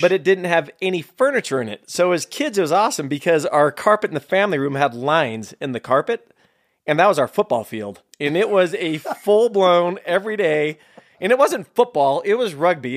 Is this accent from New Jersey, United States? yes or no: no; San Jose, California, United States; also born or lived in Hamburg, Germany; Born and raised in San Jose, California, uh, in South San Jose